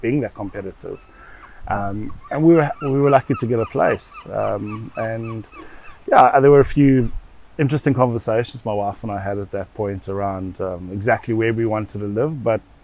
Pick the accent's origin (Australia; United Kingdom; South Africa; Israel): South Africa; Johannesburg, Gauteng; moved away as an adult; now in The Hague, Netherlands; growing up in South Africa, I think we had a good life